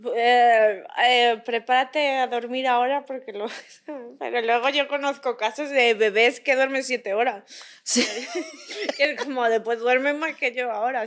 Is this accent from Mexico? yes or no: no; a town 40 km from Madrid, Community of Madrid, Spain; cuando yo era adolescente, yo estaba en el coro de la iglesia de mi pueblo, que está a 40 kilómetros de Madrid